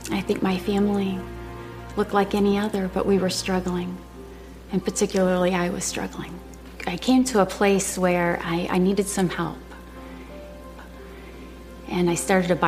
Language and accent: English; Michigan, United States; moved away as an adult; also born or lived in Texas; I'd gone to Texas A&M from my hometown in Michigan